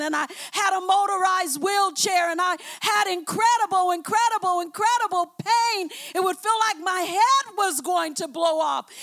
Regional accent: Oakland, California, United States; I came from West Oakland.

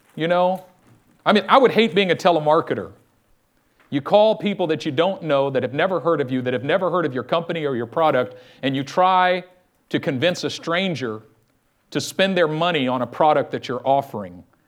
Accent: Oakland, California, United States; I'm from East Oakland.

